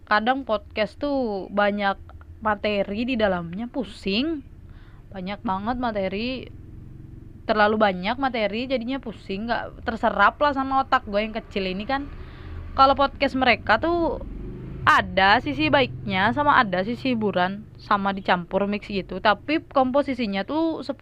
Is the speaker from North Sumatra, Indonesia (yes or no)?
yes; Medan, North Sumatra, Indonesia; gua tuh orang Medan kan tadi udah bilang ya orang Medan